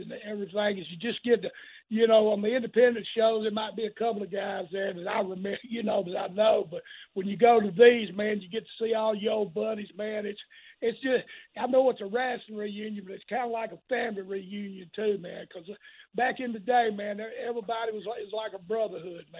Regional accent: Tennessee, United States; I started in Tennessee. I grew up around wrestling there

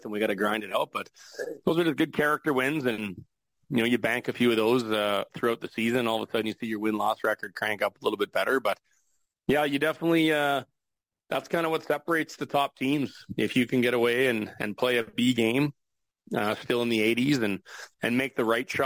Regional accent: Regina, Saskatchewan, Canada; moved away; the curling community that I grew up with in Regina

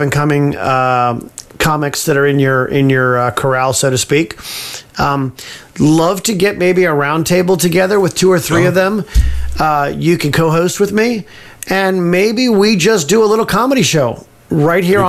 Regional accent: Livermore, California, United States; also born or lived in Pleasanton, California / Davis, California; I'm a Bay Area boy, born and bred in Livermore, grew up in Livermore and Pleasanton, lived in Davis for a while

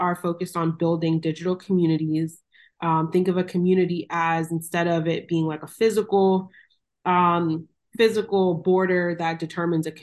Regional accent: Miami, Florida, United States; moved away as an adult; also born or lived in Los Angeles, California; So I am originally from Miami, Florida, born and raised. My parents are Jamaican

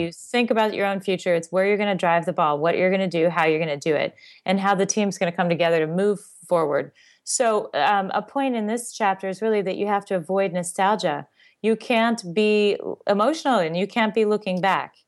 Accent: Seattle, Washington, United States; I grew up in Seattle.

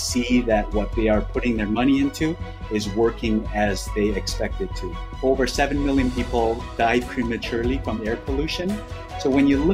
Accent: Canada; now in New York, United States; I live in New York now, but I grew up in Canada in the 80s

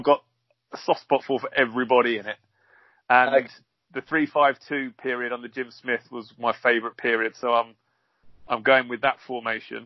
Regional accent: Bedfordshire, East of England, United Kingdom; I was brought up in Bedfordshire

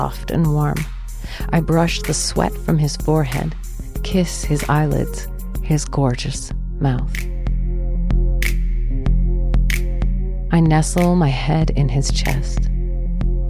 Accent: Canada; I am too Canadian

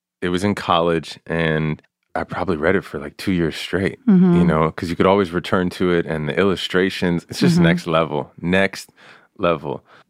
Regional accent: New York, United States; Well, I'm from New York

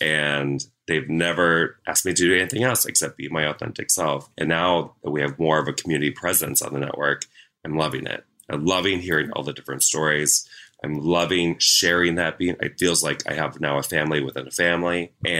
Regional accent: Midwest, United States; I'm from the Midwest. We tease because we love.

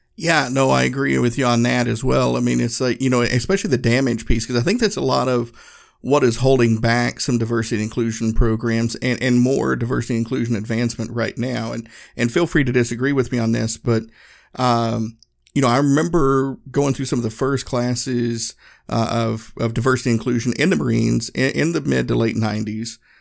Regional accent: Northeast Tennessee, United States; moved away; I grew up in Northeast Tennessee. My hometown was a small town in the Smoky Mountains

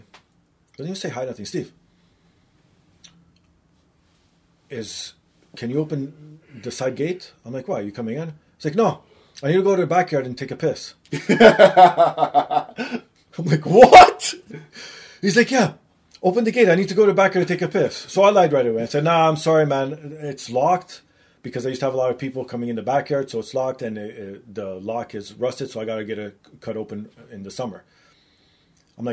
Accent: Canada; accent: Canadian; my Canadian accent

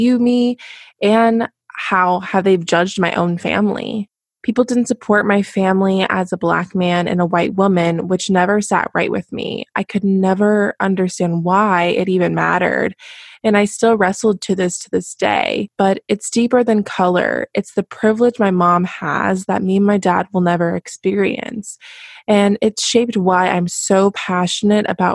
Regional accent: United States; growing up in America as a biracial Black woman

